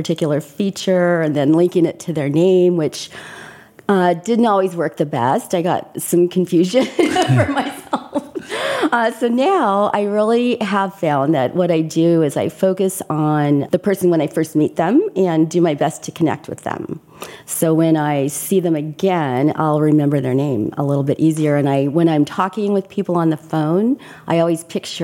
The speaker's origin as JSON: {"language": "English", "region": "Southern California", "country": "United States", "tie": "born or raised there", "also_born_or_lived": "Corpus Christi, Texas", "said": "I grew up in Southern California"}